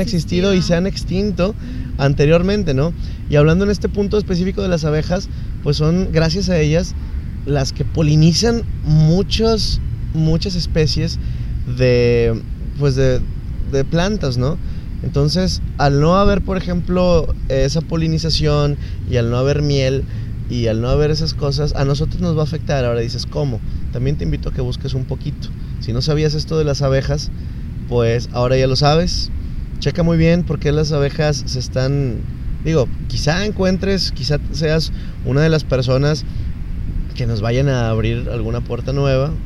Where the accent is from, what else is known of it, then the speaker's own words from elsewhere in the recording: Nuevo León, Mexico; somos mexicanos somos nuevo leoneses